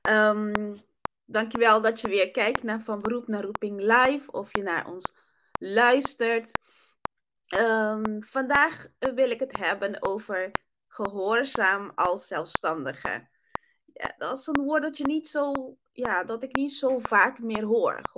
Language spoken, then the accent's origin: Dutch; Curaçao; first language Papiamento; Dutch is a second language; ik kom eigenlijk uit Curaçao. Mijn moedertaal is Papiamento, is niet Nederlands.